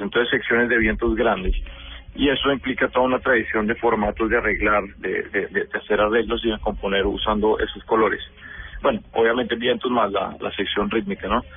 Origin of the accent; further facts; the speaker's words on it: Bogotá, Colombia; now in New York, United States; yo soy Rolo, o sea, nací y criado en Bogotá.